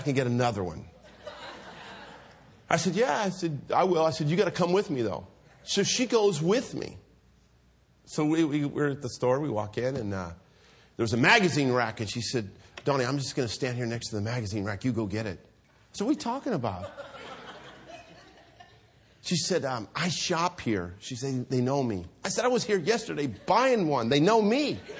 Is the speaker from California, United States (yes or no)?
yes; Hayward, California, United States; I grew up here in Hayward